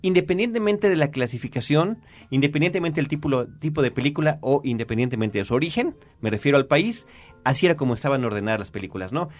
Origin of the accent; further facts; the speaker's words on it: Mexico; todos los que crecimos aquí en México